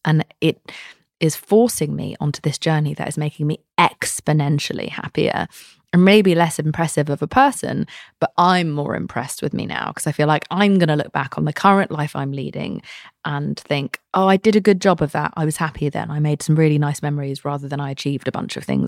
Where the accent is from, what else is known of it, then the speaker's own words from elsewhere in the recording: England, United Kingdom; moved away as an adult; now in United States; as an English person coming here